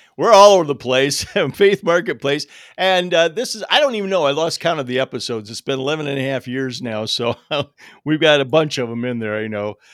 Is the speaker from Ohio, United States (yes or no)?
yes; Toledo, Ohio, United States; I grew up around Toledo